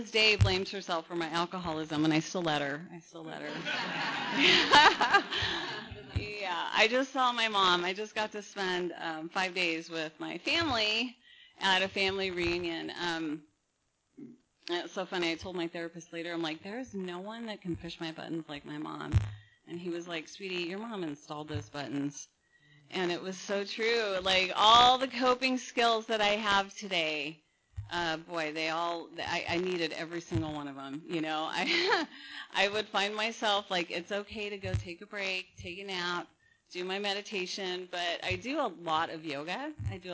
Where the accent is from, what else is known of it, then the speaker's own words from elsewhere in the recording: Napa, California, United States; now in Huntington Beach, United States; I was born in Napa, in wine country